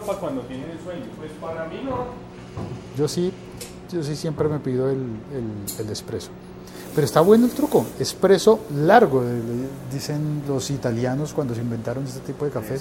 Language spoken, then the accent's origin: Spanish; Colombia